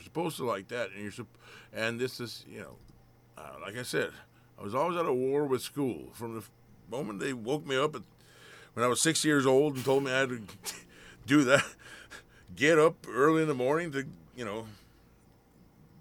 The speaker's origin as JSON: {"language": "English", "area": "Bamble", "region": "Vestfold og Telemark", "country": "Norway", "tie": "born or raised there", "also_born_or_lived": "Oslo, Norway", "second_language": "English", "moved": "as an adult", "lives_now": "United States", "said": "I'm, you know, from a very small town in Norway. It's in the county of Bamble"}